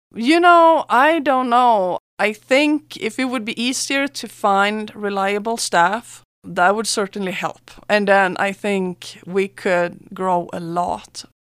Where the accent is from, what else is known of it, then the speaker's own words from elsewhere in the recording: Sweden; moved away as an adult; now in San Luis Valley, United States; I'm from Sweden